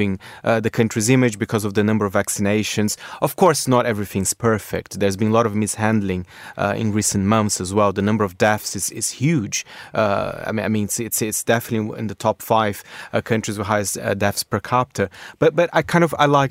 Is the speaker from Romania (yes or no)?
no; Brazil; including my home country, Brazil.